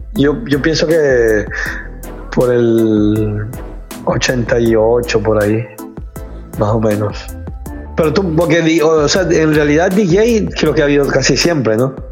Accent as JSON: {"language": "Spanish", "town": "Guayaquil", "region": "Guayas", "country": "Ecuador", "moved": "yes", "lives_now": "United States", "said": "resido en los Estados Unidos, soy guayaquileño, ecuatoriano"}